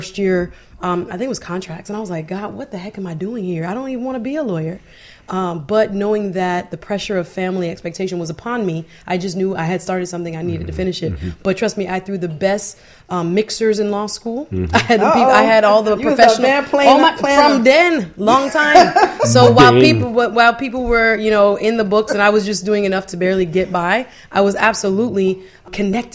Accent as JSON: {"language": "English", "town": "Fort Lauderdale", "region": "Florida", "country": "United States", "tie": "born or raised there", "also_born_or_lived": "Jamaica", "said": "I grew up in Fort Lauderdale, though. So, okay. I consider myself really a Floridian"}